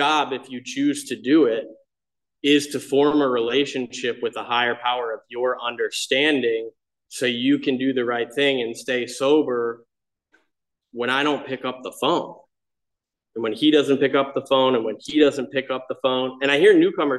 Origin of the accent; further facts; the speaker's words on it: Michigan, United States; I grew up in Michigan in like a small Catholic boating community.